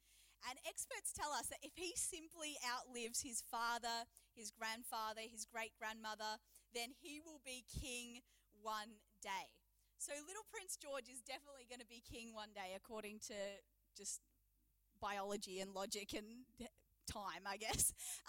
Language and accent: English; New Zealand; also born or lived in England / Adelaide; now in Geelong, Australia; I am from Geelong. And they're like, Geelong, that's weird. I lived in Adelaide. Oh, okay. Like, I was born in England. And they're like, England? I spent my childhood in New Zealand